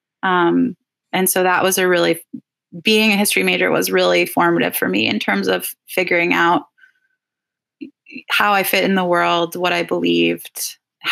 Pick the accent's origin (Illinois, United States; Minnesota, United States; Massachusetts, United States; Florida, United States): Minnesota, United States; Twin Cities, a suburb of St. Paul; I grew up in the Twin Cities, a suburb of St. Paul.